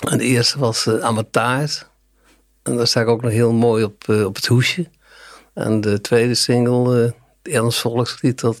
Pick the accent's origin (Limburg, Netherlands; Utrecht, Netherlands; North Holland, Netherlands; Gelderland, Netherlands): Gelderland, Netherlands; Arnhem; also born or lived in Kampen; Overijssel. Ja. Maar ja, daar heb ik maar eh, drie jaar gewoond. Ja, ja, ja. En toen naar Arnhem. En ja, mijn hele leven woon ik in Arnhem. Ik heb uh, Oosterbeek geprobeerd. En dat heb ik drie jaar uitgehouden